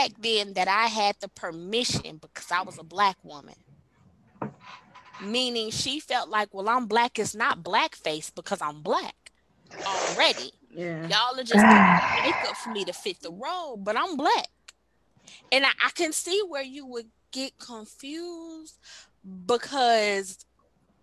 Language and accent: English; Texas, United States; now in Georgia, United States; I grew up in Texas.